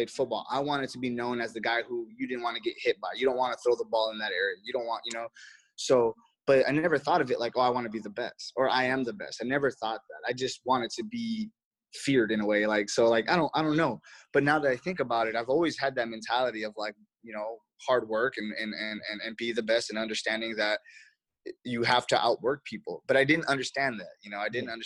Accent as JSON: {"language": "English", "town": "Los Angeles", "region": "California", "country": "United States", "said": "I'm from Reseda, California, and that's where the Karate Kid is"}